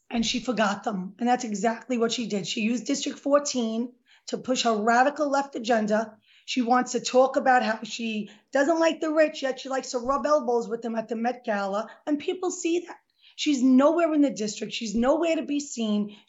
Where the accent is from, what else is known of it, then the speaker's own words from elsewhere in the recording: New York City, New York, United States; I was born and raised in Throgs Neck in the Bronx.